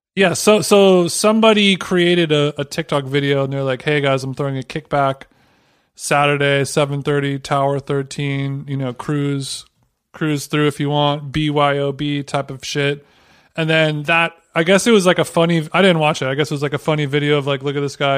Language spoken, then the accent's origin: English; Huntington Beach, California, United States; H B Huntington Beach, my hometown in Orange County